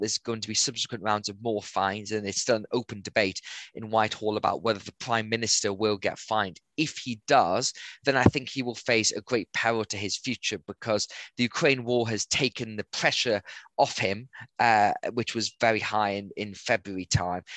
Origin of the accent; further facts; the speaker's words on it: Gateshead, North East England, United Kingdom; also born or lived in Durham; I grew up in Gateshead and went to um, school in Newcastle